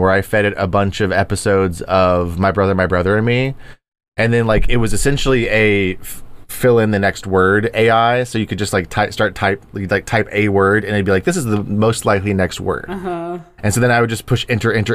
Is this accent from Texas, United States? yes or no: yes; Texas, United States; moved away; I'm from Texas and small town, and a lot of my small town Texas friends got married young